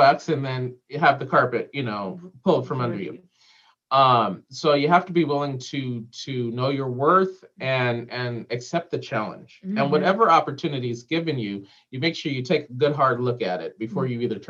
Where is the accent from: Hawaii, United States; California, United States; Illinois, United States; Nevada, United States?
California, United States; Southern; moved away as an adult; also born or lived in New York; now in Green Bay, United States; because we don't have that in SoCal.